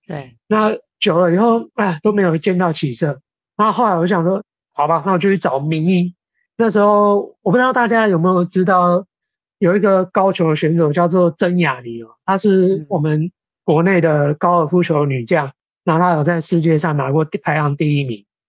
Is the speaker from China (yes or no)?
no; Taiwan; 我们台湾人啊，非常喜欢有招财啊，纳福这种意涵的植物